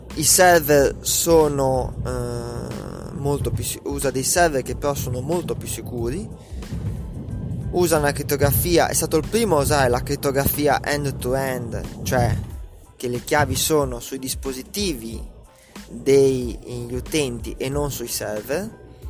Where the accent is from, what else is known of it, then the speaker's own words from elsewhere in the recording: Italy; come italiano medio